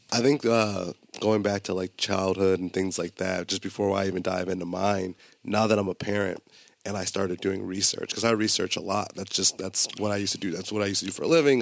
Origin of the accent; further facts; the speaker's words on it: Buffalo, New York, United States; also born or lived in Colorado; growing up in Buffalo and going to college in Buffalo